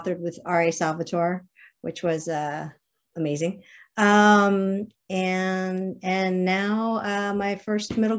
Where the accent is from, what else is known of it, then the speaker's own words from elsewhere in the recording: Alexandria, Virginia, United States; moved away as an adult; also born or lived in Nashville, Tennessee; I grew up in Alexandria, Virginia, spent a lot of time in Massachusetts